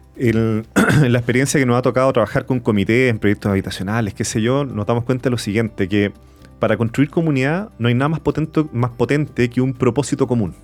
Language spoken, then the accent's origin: Spanish; Santiago, Santiago Metropolitan Region, Chile; toda mi infancia y mi vida crecí en Providencia